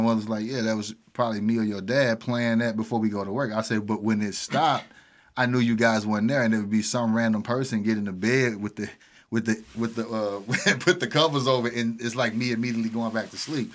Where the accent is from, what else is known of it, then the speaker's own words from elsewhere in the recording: Pine Lawn, Missouri, United States; also born or lived in Wellston; I was born and raised in Pine Line